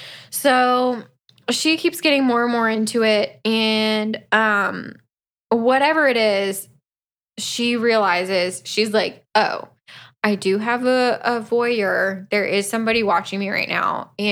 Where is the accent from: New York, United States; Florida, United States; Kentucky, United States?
Florida, United States; we're both from Florida.